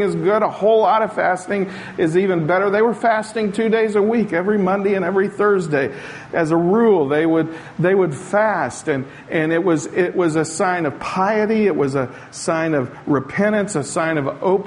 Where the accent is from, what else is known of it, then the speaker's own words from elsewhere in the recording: the South, United States; moved away; also born or lived in Portugal; I grew up in the South where a wedding was cake and punch and maybe some peanuts if you were lucky back in those days